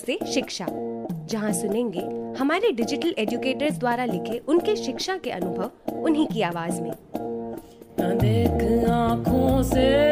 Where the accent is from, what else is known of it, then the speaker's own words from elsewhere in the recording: Satpur village, Lalitpur district, Uttar Pradesh, India; मैं उत्तर प्रदेश के ललितपुर ज़िले के सतपुर गांव की रहने वाली हूँ